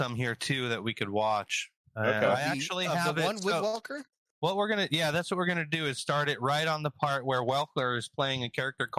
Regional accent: West Coast, United States; Matt and I grew up on the West Coast, so we were closer to Disneyland

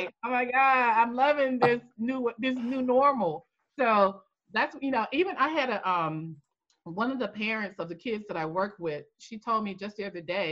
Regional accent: North Carolina, United States; also born or lived in Maryland, D.C. area; now in Maryland/Washington D.C. area, United States; I'm originally from North Carolina. I'm in the Maryland, D.C. area

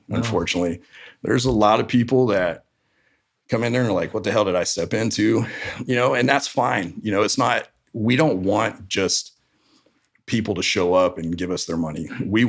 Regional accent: Florida, United States; now in Fresno, United States; I'm from Florida originally.

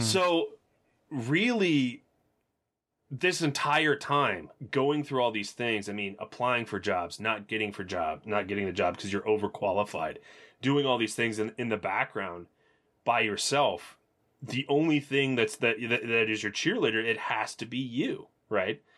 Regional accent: Tennessee, United States; I was just from Tennessee

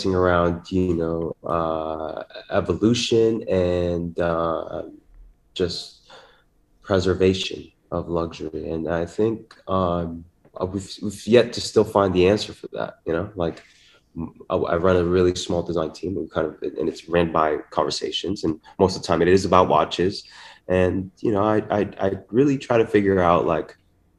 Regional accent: Philippines; growing up in the Philippines with my father

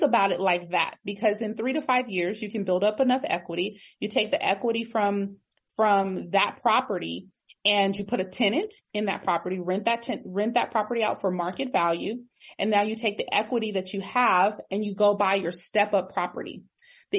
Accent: Pasadena, California, United States; I am originally from Pasadena

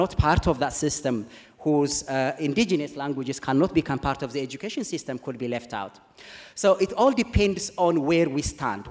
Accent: Ethiopia; English is a second language; moved away; Growing up in Ethiopia, I have had a language

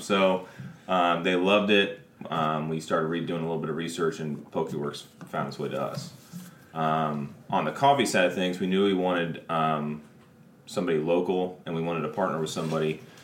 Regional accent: Springfield, Illinois, United States; I still actually currently live in Springfield

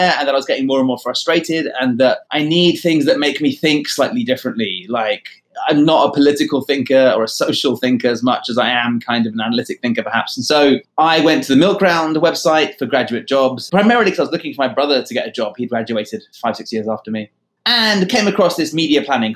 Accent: London, United Kingdom; moved away as an adult; also born or lived in Sydney / New York; Growing up in London at a boys' school

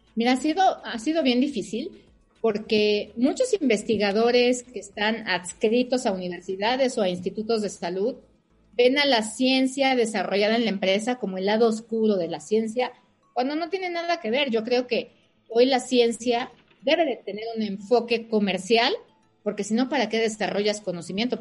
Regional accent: Mexico; Yo soy mexicana, mi familia es mexicana, mis hijos son mexicanos

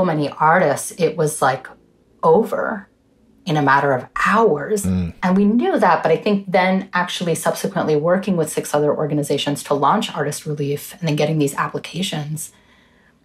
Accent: New York, United States; growing up in the United States.

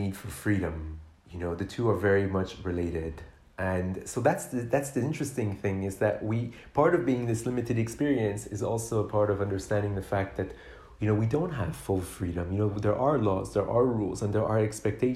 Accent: Canada; I grew up in Canada, a country where we have, you know, we're the second most spacious country in the world after Russia

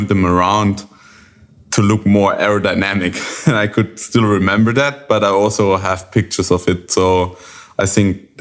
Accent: Germany; from Germany

